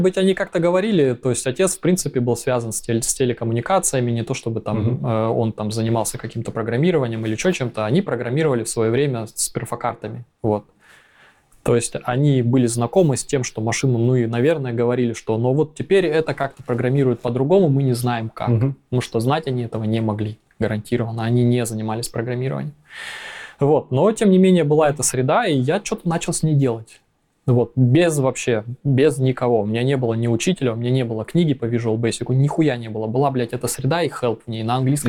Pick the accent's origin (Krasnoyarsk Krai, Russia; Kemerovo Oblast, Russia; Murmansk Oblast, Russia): Krasnoyarsk Krai, Russia; Krasnoyarsk; moved away as an adult; also born or lived in Thailand; now in Hamburg, Germany; я родился в Красноярске в 85 году.